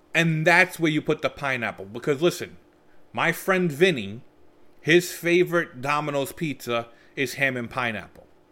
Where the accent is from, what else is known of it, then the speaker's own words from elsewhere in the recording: United States; me and my sister, we were raised fully in America, just by Italian parents